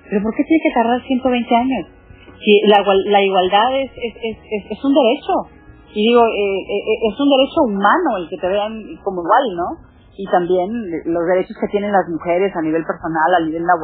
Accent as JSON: {"language": "Spanish", "town": "Monterrey", "region": "Nuevo León", "country": "Mexico", "tie": "born or raised there", "moved": "yes", "said": "Monterrey, que es la ciudad donde yo nací, la ciudad donde vive mi hermana."}